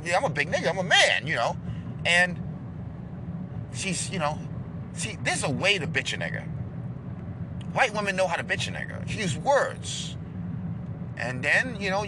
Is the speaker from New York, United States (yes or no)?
yes; New York, United States; accent: New York; this accent is from New York, not Rhode Island or Connecticut